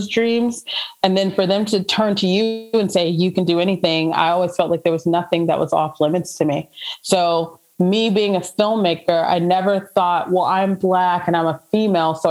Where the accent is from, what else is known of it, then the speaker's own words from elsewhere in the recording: Atlanta, Georgia, United States; moved away as an adult; also born or lived in Boone, North Carolina; now in Nashville, United States; growing up in Atlanta, I live in Nashville now.